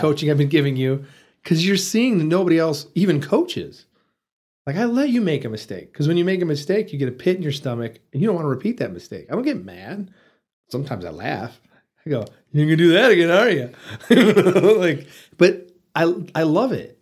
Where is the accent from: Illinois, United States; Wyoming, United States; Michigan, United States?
Michigan, United States; Detroit; moved away as an adult; also born or lived in Muncie, Indiana; now in Amarillo, United States; Born and raised there.